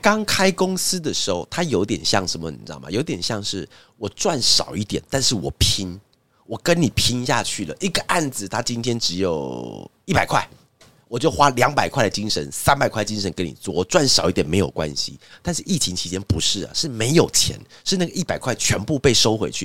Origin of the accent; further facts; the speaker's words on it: Taiwan; 因为我们是台湾人